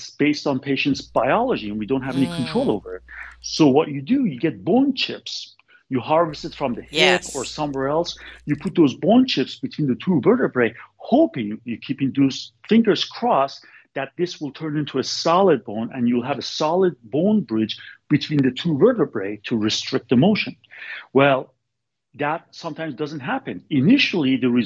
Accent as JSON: {"language": "English", "area": "Bay Area", "region": "Northern California", "country": "United States", "lives_now": "Sacramento, United States", "said": "I'm from Bay Area. I'm from Northern California, Bay Area. So I wanted to come back to Bay Area."}